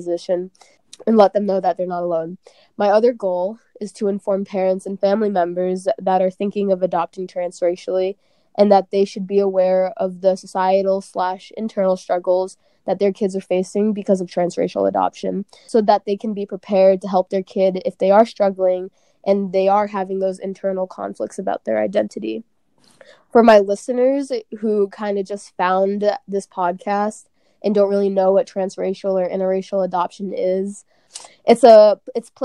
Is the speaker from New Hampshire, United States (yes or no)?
yes; New Hampshire, United States; We were raised in New Hampshire